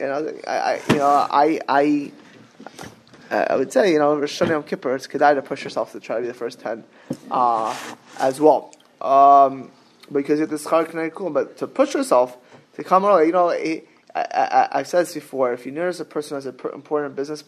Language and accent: English; Miami Beach, Florida, United States; I was always growing up in Miami Beach, Florida